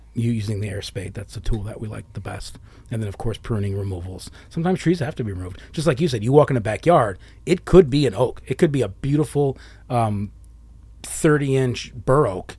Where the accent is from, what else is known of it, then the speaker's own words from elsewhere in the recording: United States; I'm from America